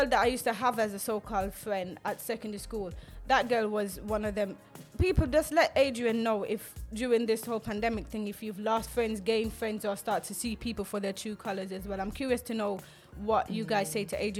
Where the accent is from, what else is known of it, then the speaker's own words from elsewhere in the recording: Jamaica; now in England; when I grew up in Jamaica